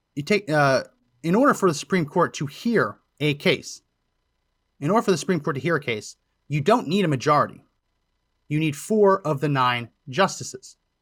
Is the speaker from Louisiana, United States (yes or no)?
no; New Jersey, United States; moved away as an adult; also born or lived in Massachusetts / Pennsylvania; I grew up in New Jersey, went to school in Massachusetts, grad school in Pennsylvania